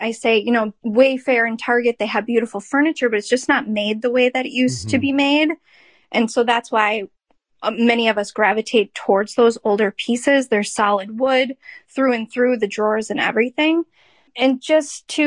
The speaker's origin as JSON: {"language": "English", "region": "Minnesota", "country": "United States", "tie": "born or raised there", "said": "Probably from my accent. You can probably tell that I've lived here my whole life."}